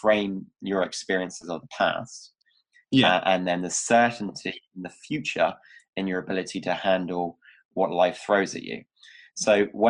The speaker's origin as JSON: {"language": "English", "area": "Cornwall", "region": "South West England", "country": "United Kingdom", "tie": "born or raised there", "moved": "yes", "lives_now": "Bristol, United Kingdom", "said": "I'm originally from Cornwall. It was a small, like in the Styx area. Hated it."}